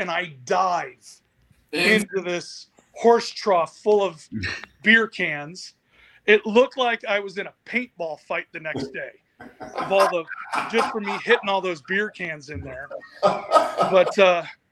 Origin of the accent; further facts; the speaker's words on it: Phoenix, Arizona, United States; I'm from Phoenix